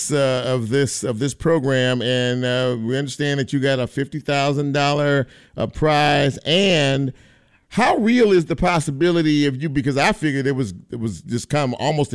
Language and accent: English; Los Angeles, California, United States; I'm born and raised in Los Angeles